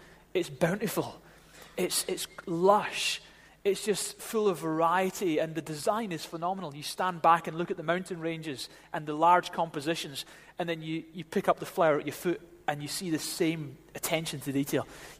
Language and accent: English; Glasgow, Scotland, United Kingdom; now in Edinburgh, United Kingdom; Edinburgh, you know, I came from Glasgow, I'm a Ouija. And in Glasgow, they say, come in and have your tea.